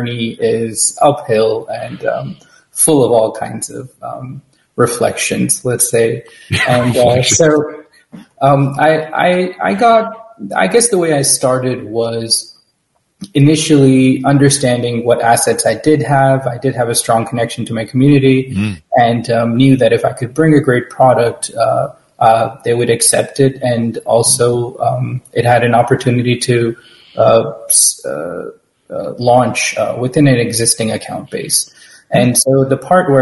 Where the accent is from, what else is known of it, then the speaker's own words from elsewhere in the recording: New York, United States; I grew up in New York, so I also have an emotional connection to pizza